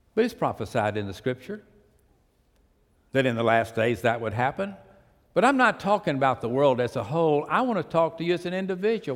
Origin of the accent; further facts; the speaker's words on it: Pasadena, Texas, United States; I was raised on the port. I was raised in Pasadena.